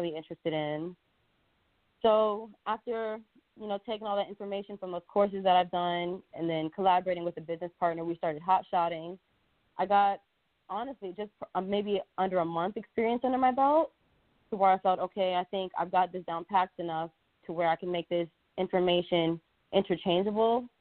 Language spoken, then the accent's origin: English; Orlando, Florida, United States; moved away as an adult; also born or lived in Louisiana; I'm originally from Orlando, Florida. Since I graduated from high school